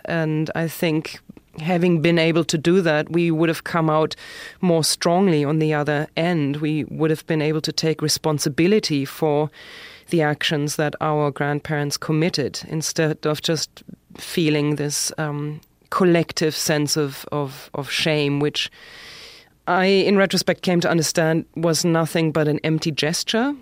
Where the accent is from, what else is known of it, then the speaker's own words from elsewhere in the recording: Germany; accent: German; English is a second language; moved away as an adult; also born or lived in Berlin; now in New York City, United States; when I lived in Germany